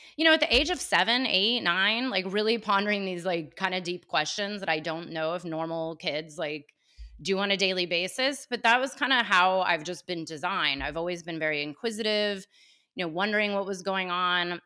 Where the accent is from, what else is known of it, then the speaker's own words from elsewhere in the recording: Cupertino, California, United States; Born and raised in Cupertino before it became known as Cupertino